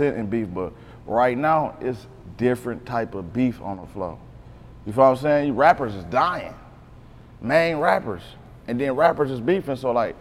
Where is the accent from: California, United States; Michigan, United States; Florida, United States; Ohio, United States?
Michigan, United States; Beecher; also born or lived in Decatur, Mississippi / Flint, Michigan; I'm a Beecher baby.